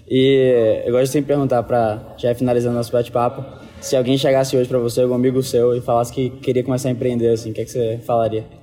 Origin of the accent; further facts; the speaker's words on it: Bahia, Brazil; eu sou do Bahia